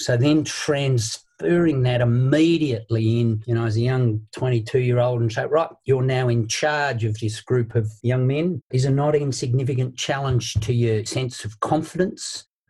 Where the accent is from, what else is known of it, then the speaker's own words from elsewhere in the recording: Tasmania, Australia; I was lucky enough to be given opportunities there.